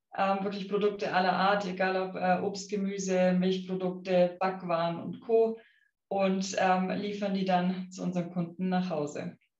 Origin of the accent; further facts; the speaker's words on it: Affing, Bavaria, Germany; ich bin auf einem kleinen Bauernhof aufgewachsen ähm, in Affing